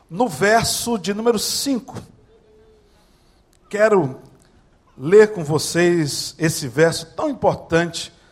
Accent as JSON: {"language": "Portuguese", "region": "Northeast Region", "country": "Brazil", "said": "Eu, que sou nordestino"}